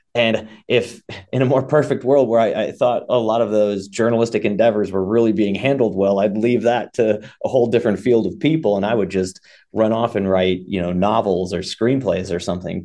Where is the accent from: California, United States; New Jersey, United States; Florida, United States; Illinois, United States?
Illinois, United States; Chicago; moved away as an adult; also born or lived in Austin, Texas; now in Brown County, Indiana, United States; I grew up in Illinois, uh, in the Chicago area and lived in Chicago for a long